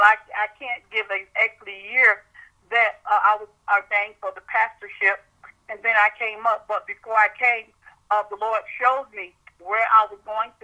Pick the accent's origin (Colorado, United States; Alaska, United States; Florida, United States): Florida, United States; Miami; moved away as an adult; now in Tallahassee, United States; I'm really from South Florida, Miami, Florida.